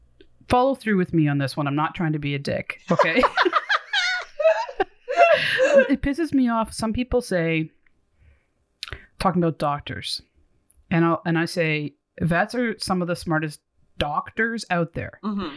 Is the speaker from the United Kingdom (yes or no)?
no; Ontario, Canada; That's something to be proud as a Canadian or Ontarian.